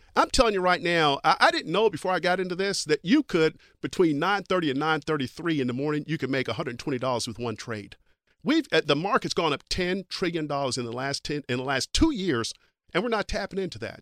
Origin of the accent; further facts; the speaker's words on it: Kentucky, United States; moved away; I'm from Kentucky